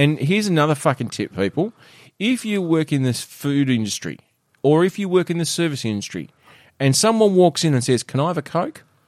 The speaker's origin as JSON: {"language": "English", "country": "Australia", "said": "an Aussie man"}